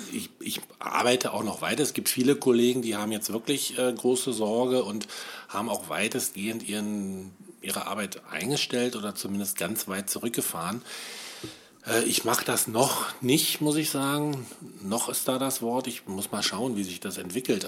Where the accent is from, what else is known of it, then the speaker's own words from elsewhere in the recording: West Germany, Germany; moved away as an adult; now in Brandenburg, Germany; ich bin Wessi, muss ich ja sagen, obwohl ich jetzt schon seit 1999 im Osten lebe.